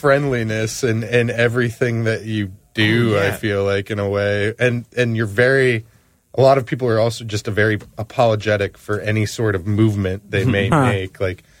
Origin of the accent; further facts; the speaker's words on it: Cleveland, Ohio, United States; You know, Cleveland, notoriously, I speak just, that's where I'm from.